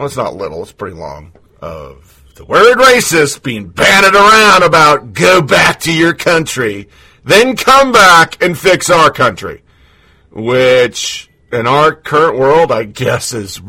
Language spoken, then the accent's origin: English; Oregon, United States; 20-year Army vet, Born and raised in Oregon, lived all over the world